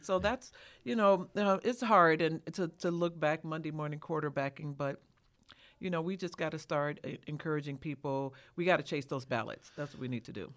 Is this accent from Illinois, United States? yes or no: yes; Chicago, Illinois, United States; a black person born and raised in Chicago